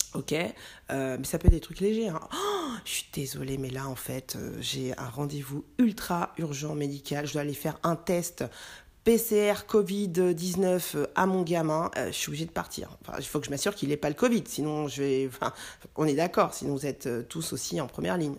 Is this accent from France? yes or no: yes; France; also born or lived in Mali (ancestry); en tant que Français